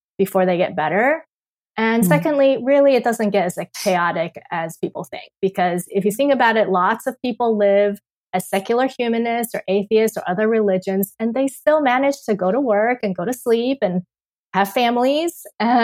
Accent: Taiwan; moved away; I am born and raised in Taiwan

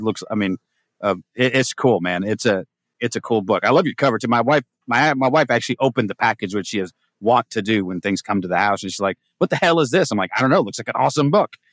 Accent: Humboldt County, California, United States; moved away as an adult; now in Texas, United States; my wife and I found that because we're from Humboldt

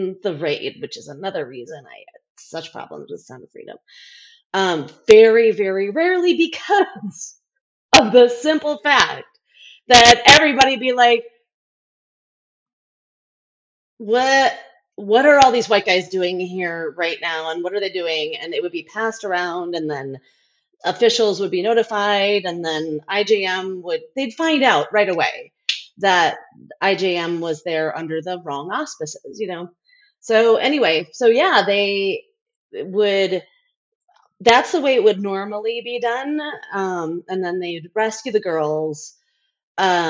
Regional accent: United States; also born or lived in India; I'm white American

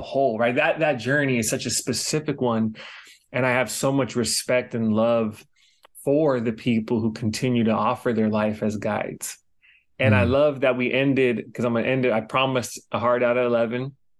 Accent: Los Angeles, California, United States; moved away as an adult; also born or lived in New York City; now in Hawaii, United States; I grew up in Los Angeles. I spent some time in New York City and now I'm in Hawaii

